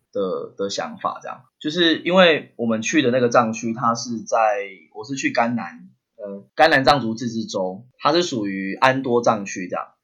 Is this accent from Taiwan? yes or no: yes; Taiwan; 我们是台湾人